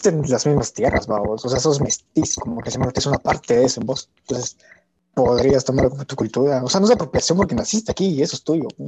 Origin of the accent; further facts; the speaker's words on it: Guatemala; yo soy guatemalteco.